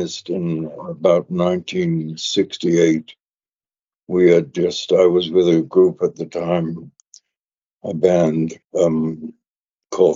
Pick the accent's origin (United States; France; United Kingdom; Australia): United Kingdom; London; moved away; I was born in London